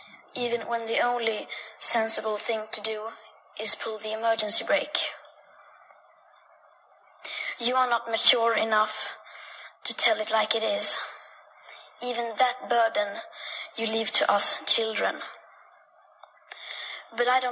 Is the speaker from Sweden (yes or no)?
yes; Sweden; I am 15 years old and I'm from Sweden.